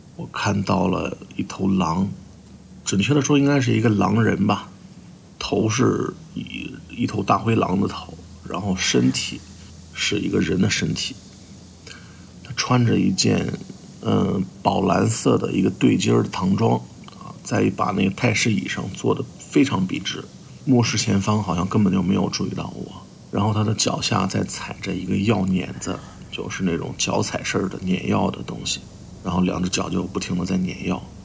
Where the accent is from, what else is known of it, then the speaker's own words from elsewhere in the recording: Henan, China; 我来自河南，我是一名动画师